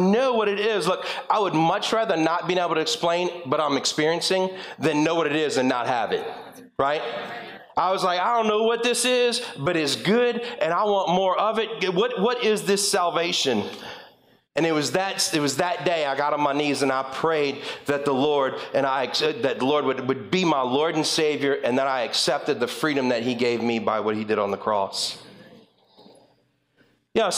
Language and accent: English; LaPlace, Louisiana, United States; moved away as an adult; also born or lived in Springfield, Louisiana; now in North Shore, Louisiana, United States; I'm originally from La Place, and I moved up here when I turned 21 years old